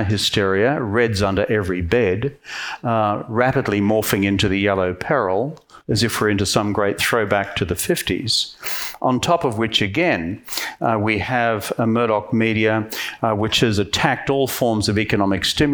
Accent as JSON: {"language": "English", "region": "Queensland", "country": "Australia", "said": "I'm from Queensland"}